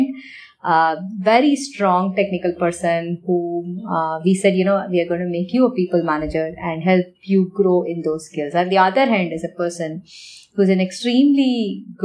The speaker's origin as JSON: {"language": "English", "town": "Chennai", "region": "Tamil Nadu", "country": "India", "tie": "born or raised there", "also_born_or_lived": "Varanasi, India / Ohio, United States", "moved": "as an adult", "lives_now": "United States", "said": "I grew up in Chennai"}